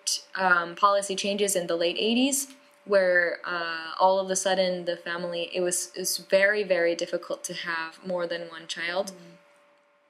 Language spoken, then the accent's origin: English; United States; I'm from a small town too